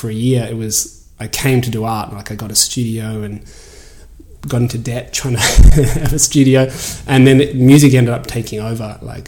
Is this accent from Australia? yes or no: yes; Australia; accent: Australian; And I think they just straight up hired me for my Australian accent, because it's like, you know, everyone's, oh my God, you're an Aussie.